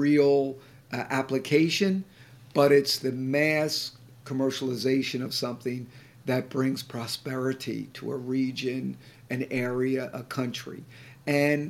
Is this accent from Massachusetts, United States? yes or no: yes; Boston, Massachusetts, United States; I'm from the Boston area